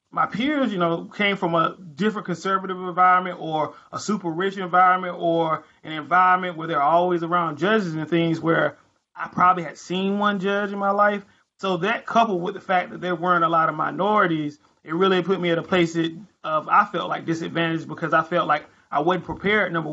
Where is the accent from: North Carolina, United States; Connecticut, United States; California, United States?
North Carolina, United States; North Carolina lawyer. I've been practicing criminal defense for about 5 years now. I do a lot of drugs, a lot of DWIs, a lot of assaults in my hometown